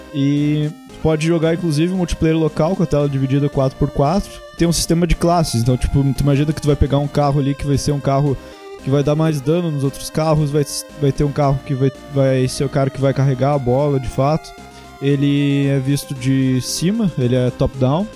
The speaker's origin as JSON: {"language": "Portuguese", "area": "Gaúcho", "region": "Rio Grande do Sul", "country": "Brazil", "said": "eu sou gaúcho"}